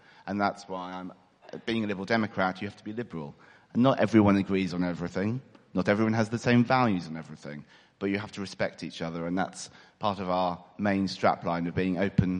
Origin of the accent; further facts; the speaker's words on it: East of England, United Kingdom; I am an East Anglian boy. I have to admit I'm not completely from Ipswich.